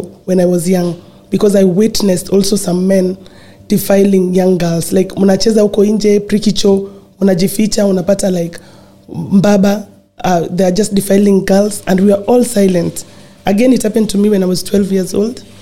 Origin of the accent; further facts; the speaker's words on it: Nairobi, Kenya; growing up in Kibera, it was not an easy journey